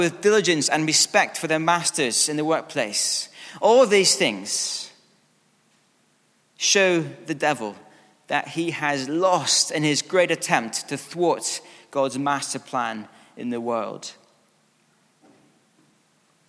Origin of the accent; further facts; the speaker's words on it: Scotland, United Kingdom; being Scottish